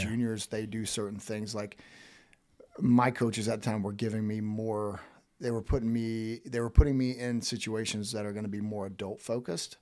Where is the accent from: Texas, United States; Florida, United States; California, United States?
Florida, United States; Woodville; moved away; I grew up in a small town called Woodville that's fif-, not even fifteen minutes south of Tallahassee.